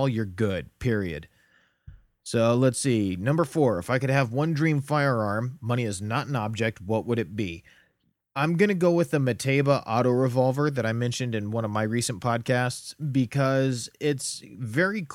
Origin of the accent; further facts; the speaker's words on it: United States; growing up in America